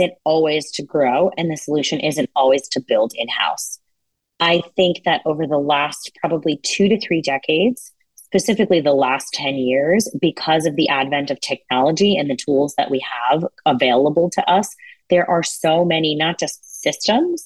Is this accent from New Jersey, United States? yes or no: yes; New Jersey, United States; also born or lived in India / Belmar, New Jersey; I grew up in New Jersey. I was actually born in India, but my parents ultimately settled here.